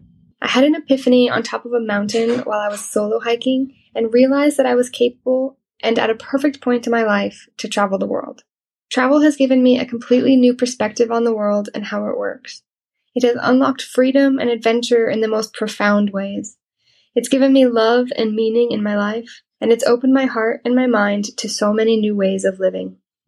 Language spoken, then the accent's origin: English; Colorado, United States; I'm originally from Colorado, USA, and for the past 3.5 years, I've been a global citizen.